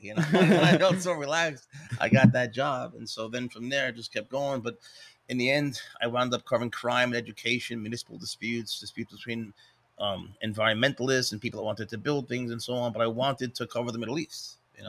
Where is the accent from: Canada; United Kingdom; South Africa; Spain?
Spain; moved away; That's what I came up in Spain.